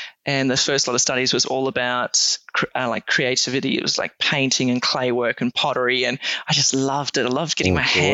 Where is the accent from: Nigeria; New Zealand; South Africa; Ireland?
South Africa; I'm South African born. Right. And obviously spent a fair bit of time growing up on a farm in South Africa